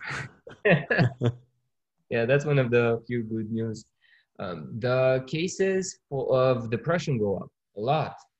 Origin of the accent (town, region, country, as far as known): Romania; born or raised there; moved away